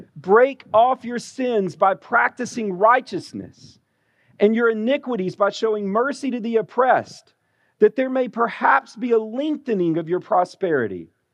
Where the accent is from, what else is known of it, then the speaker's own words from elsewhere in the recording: Alabama, United States; moved away; being born and raised in Alabama